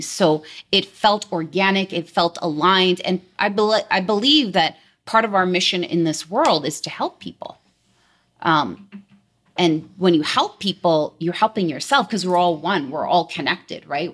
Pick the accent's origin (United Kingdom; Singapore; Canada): Canada; Delta, British Columbia; actually born and raised in Delta, which is a very small place close to Vancouver, British Columbia